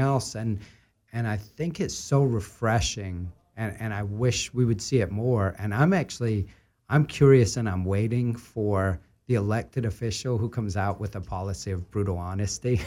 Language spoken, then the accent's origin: English; Scotland, United Kingdom; moved away; growing up in Scotland